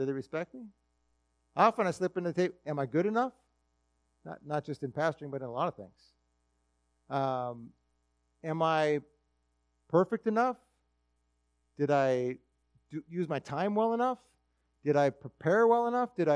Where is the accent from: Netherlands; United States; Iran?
United States; Minnesota; I'm a Minnesotan